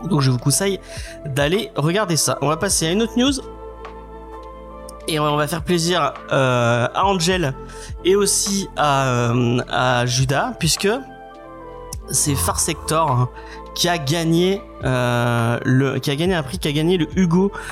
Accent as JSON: {"language": "French", "region": "Nouvelle-Aquitaine", "country": "France", "accent": "86", "said": "j'ai un accent 86 peut-être."}